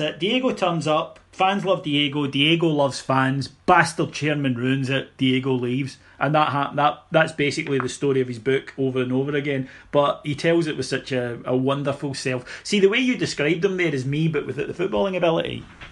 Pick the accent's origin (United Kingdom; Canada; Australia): United Kingdom; Scotland; as a Scotsman